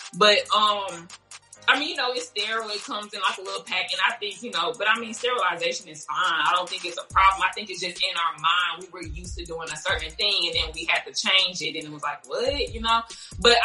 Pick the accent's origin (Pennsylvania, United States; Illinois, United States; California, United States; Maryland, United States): Illinois, United States; Chicago; moved away as an adult; also born or lived in Louisiana; I lived in Louisiana, which was like totally different because I'm from Chicago